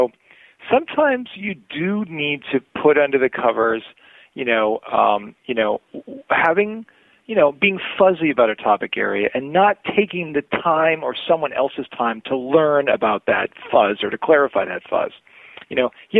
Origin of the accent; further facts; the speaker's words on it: Maine, United States; I'm from Maine